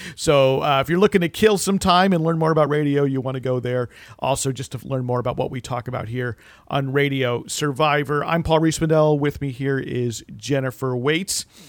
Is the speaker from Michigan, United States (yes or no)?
no; New Jersey, United States; as a kid growing up in New Jersey in the 80s